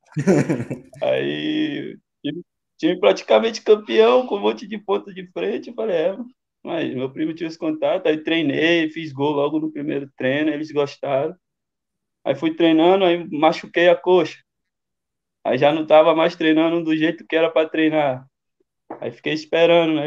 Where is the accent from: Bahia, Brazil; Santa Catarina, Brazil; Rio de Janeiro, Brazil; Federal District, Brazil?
Bahia, Brazil; accent: baianês; moved away as an adult; also born or lived in São Paulo; a Bahia é quente demais, já né? saí do quente direto para o frio